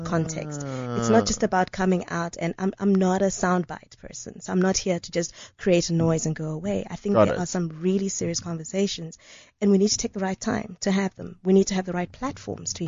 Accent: Botswana; also born or lived in Zambia; I was brought up in Botswana

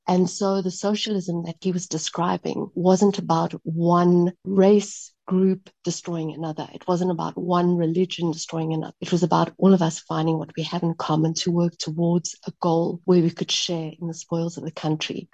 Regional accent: South Africa; I also have memories, um, you know, of being a child in uh, South Africa

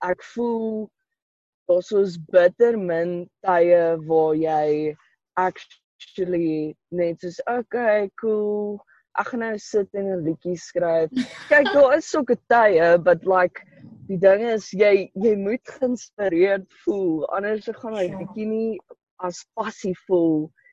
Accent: Polokwane, Limpopo, South Africa; Ek kom van Polokwane af

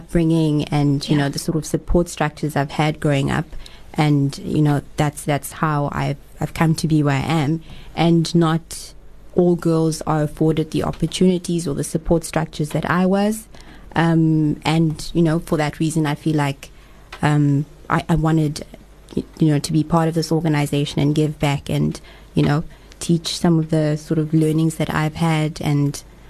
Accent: Johannesburg, Gauteng, South Africa; moved away as an adult; now in Cape Town, South Africa; I'm originally from Johannesburg. I've lived in Cape Town a little over 2 years now.

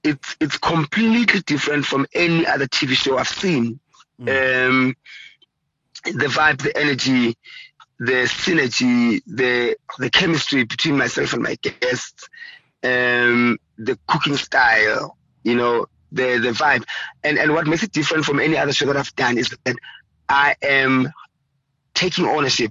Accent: Soweto, Gauteng, South Africa; I'm from Orlando East, so it's just a walk away from my place.

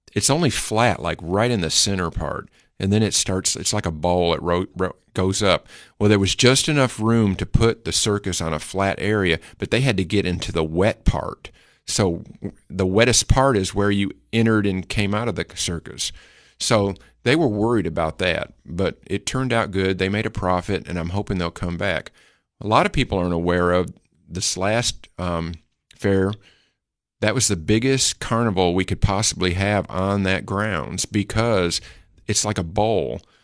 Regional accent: Putnam County, Tennessee, United States; also born or lived in Detroit, Michigan; I always feel like I'm a Putnam County-an. Um, even though I was born in Detroit, but we were here my whole life

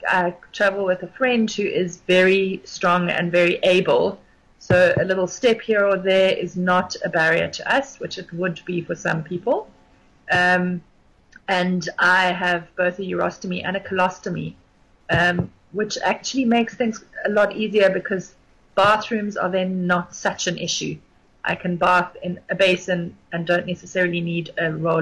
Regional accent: Gauteng, South Africa; moved away as an adult; also born or lived in Grahamstown, South Africa; now in Cape Town, South Africa; completed my internship as a pharmacist on the mine that I grew up on in Gauteng

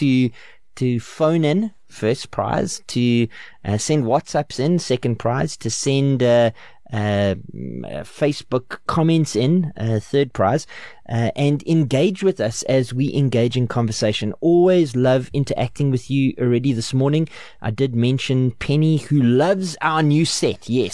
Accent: South Africa; accent: English; I'm English

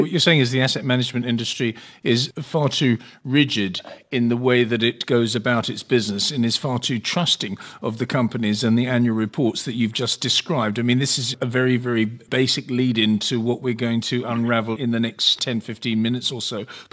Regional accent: England, United Kingdom; moved away; also born or lived in London; when I was a child growing up in England

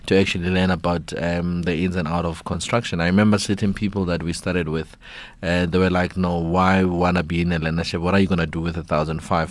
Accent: South Africa

